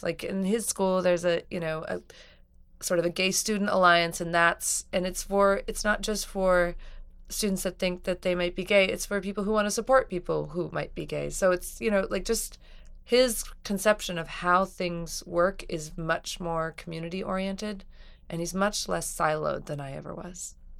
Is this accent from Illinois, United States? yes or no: no; New Mexico, United States; I grew up in New Mexico